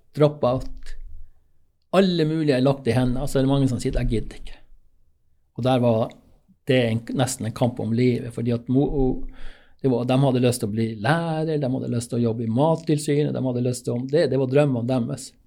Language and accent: Norwegian; Finnmark, Norway; also born or lived in Alta / Gjøvik; jeg kom jo fra Finnmark